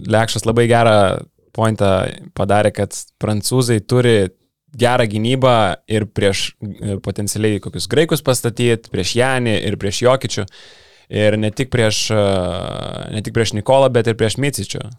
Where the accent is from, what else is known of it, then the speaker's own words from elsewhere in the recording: Vilnius, Vilnius County, Lithuania; Jo, bet aš iš Vilnius tai.